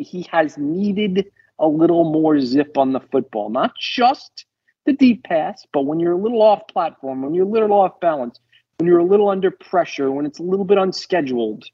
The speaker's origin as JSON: {"language": "English", "region": "New York", "country": "United States", "tie": "born or raised there", "moved": "yes", "said": "I was born in New York"}